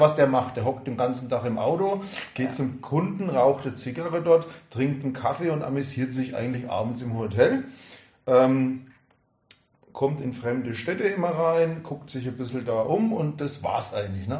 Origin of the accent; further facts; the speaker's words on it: Würzburg, Bavaria, Germany; ich bin 1970 geboren, bin eigentlich äh, Würzburger Franke